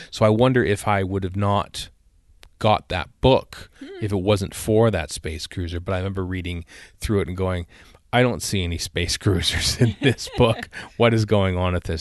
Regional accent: Cambridge, Alberta, Canada; I went to the library in my hometown of Cambridge, Alberta

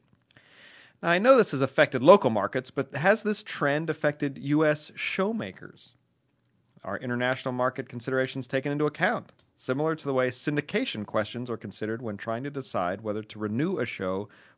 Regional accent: Israel; English is a second language; from Israel, the 972 ? Listener number 9, I guess.

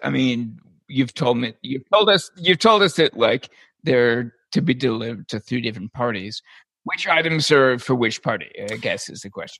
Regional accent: Canada; I'm Canadian

